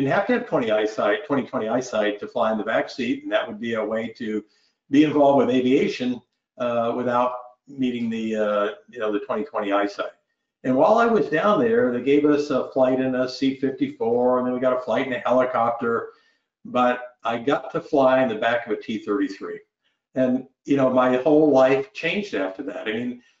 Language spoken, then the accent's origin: English; Northeast Vermont, United States; moved away as an adult; a kid growing up in Northeast Vermont that had never been anywhere